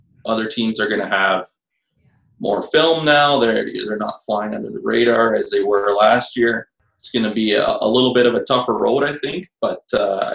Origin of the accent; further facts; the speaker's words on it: Winnipeg, Manitoba, Canada; I've lived in Winnipeg my whole life.